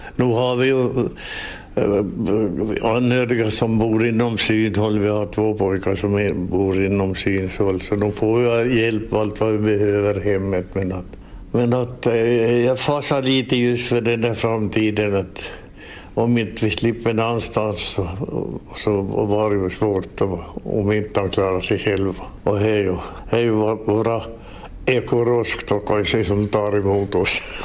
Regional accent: Nykarleby, Ostrobothnia, Finland; jag kommer från Såklådå

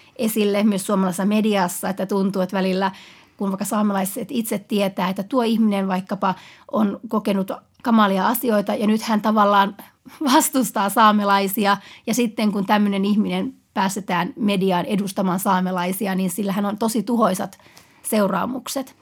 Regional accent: Utsjoki, Lapland, Finland; Utsella, mistä mä itse olen kotoisin

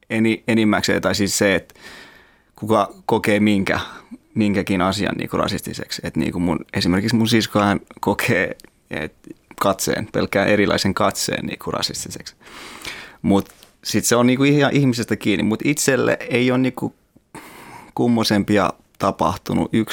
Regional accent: Afghanistan; now in Finland; kiltti on kuitenkin vaikka mä oon Afganistanista.

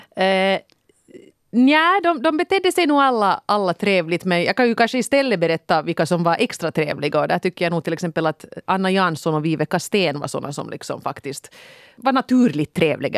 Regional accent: Finland; jag är deckarförfattare från Finland

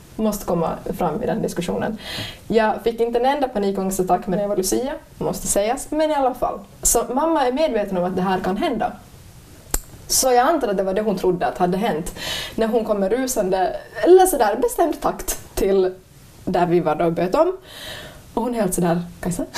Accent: Ostrobothnia, Finland; jag är från Österbotten

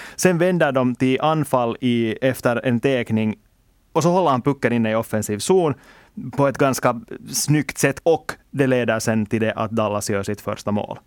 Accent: Finland; vi är ju ändå finländare

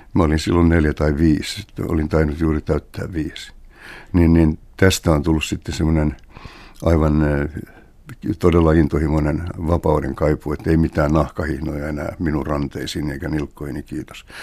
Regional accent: Helsinki, Uusimaa, Finland; kotikulmillani Kalliossa

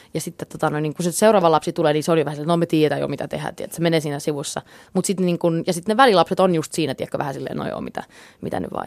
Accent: Jakobstad, Ostrobothnia, Finland; first language English; Finnish is a second language; moved away as an adult; also born or lived in Texas, United States / United Kingdom; now in Los Angeles, United States; me muutettiin takaisin Suomeen, kun mä olin kuusi. Että tota, niin toisaalta oli se silloinkin hyvin erilainen, erilainen paikka. Että Pietarsaari oli semmoinen silloin omasta mielestäni hyvin tylsä paikkakunta, mutta – erittäin turvallinen kasvuympäristö

